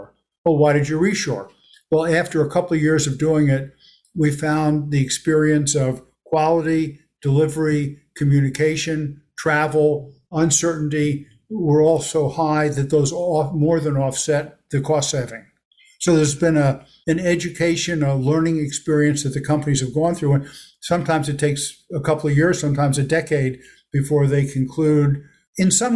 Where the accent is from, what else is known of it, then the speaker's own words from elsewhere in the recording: Elizabeth, New Jersey, United States; I grew up in Elizabeth, New Jersey, which is right across the river from New York